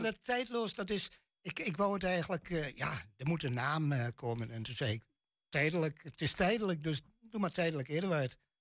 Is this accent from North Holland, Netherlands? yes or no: no; Twente, Overijssel, Netherlands; accent: Twents; mijn tongval echt Twents is